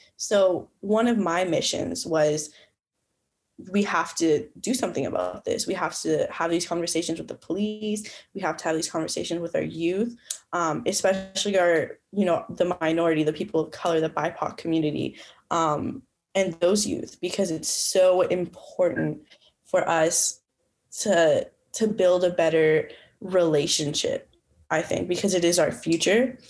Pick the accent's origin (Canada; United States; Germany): Canada; Calgary, Alberta; moved away as an adult; now in Winnipeg, Canada; I'm from Calgary, Alberta.